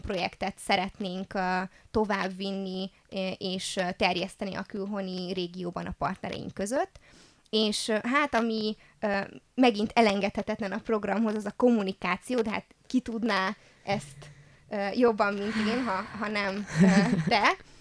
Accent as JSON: {"language": "Hungarian", "town": "Târgu Mureș", "region": "Mureș County", "country": "Romania", "tie": "born or raised there"}